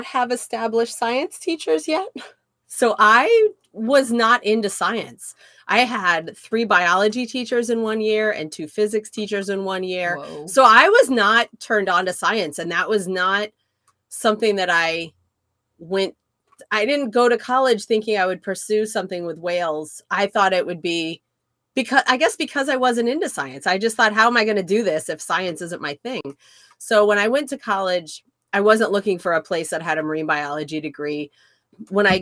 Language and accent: English; Indiana, United States; I grew up in Indiana